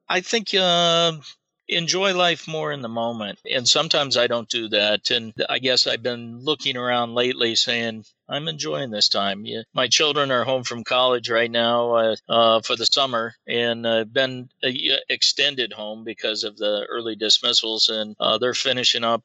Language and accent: English; Iowa, United States; I grew up in Iowa